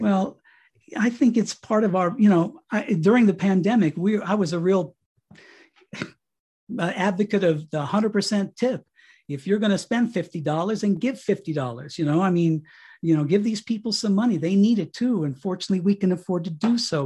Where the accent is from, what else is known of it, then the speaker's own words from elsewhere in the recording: Colorado, United States; moved away as an adult; my wife and I got this, uh, property out here in Colorado, we came back to my hometown